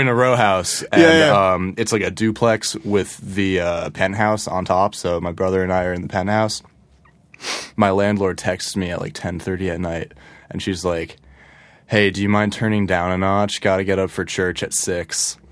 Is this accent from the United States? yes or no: yes; Ridgefield, Connecticut, United States; moved away; I grew up in Ridgefield, which is in Fairfield County